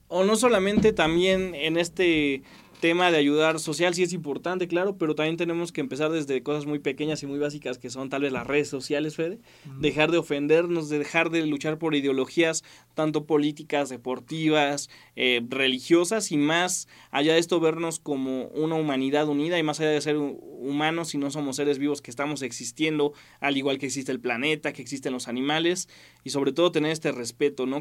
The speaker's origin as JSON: {"language": "Spanish", "country": "Mexico", "said": "como sociedad mexicana"}